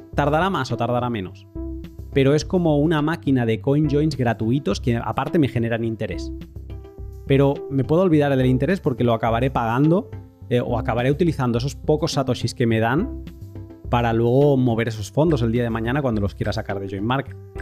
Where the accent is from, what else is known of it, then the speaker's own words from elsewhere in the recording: Catalonia, Spain; yo que soy catalán